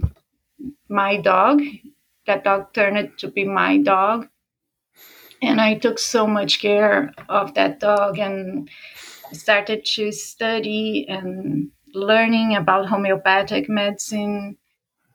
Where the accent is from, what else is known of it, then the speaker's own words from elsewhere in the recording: São Paulo, Brazil; moved away; I grew up back in Brazil, in Sao Paulo, a big city